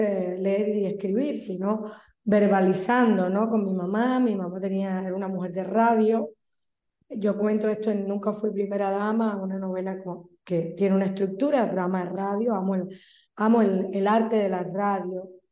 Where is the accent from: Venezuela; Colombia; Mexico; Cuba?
Cuba; moved away; soy una cubana empernida